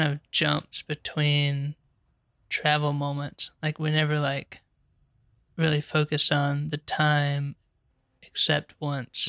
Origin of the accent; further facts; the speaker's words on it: Charlotte, North Carolina, United States; I'm a writer director from Charlotte, North Carolina